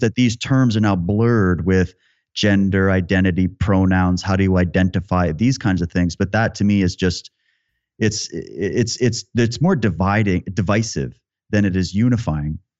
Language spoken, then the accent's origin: English; Yorkton, Saskatchewan, Canada; I grew up in Yorkton, Saskatchewan